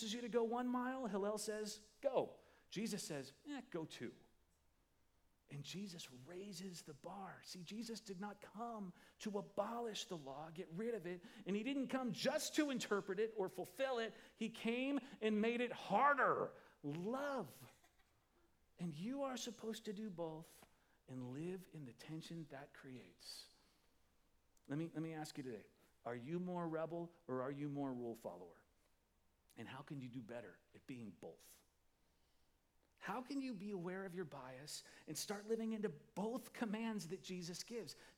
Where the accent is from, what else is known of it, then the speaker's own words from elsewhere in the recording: Midwest, United States; I'm from the Midwest